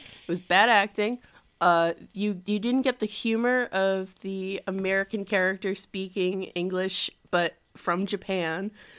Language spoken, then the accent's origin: English; Canada; accent: Canadian; So that is my Canadian accent.